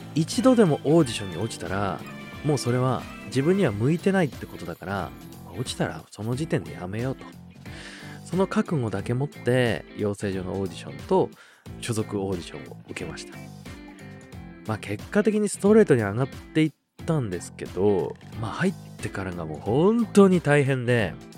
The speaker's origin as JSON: {"language": "Japanese", "region": "Osaka", "country": "Japan", "tie": "born or raised there", "said": "大阪府出身でして"}